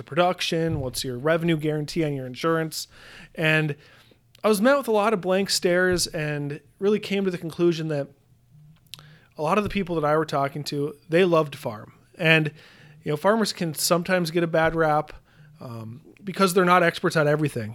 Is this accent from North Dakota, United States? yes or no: yes; Williston, North Dakota, United States; moved away as an adult; I grew up in Williston, North Dakota, so far northwestern North Dakota.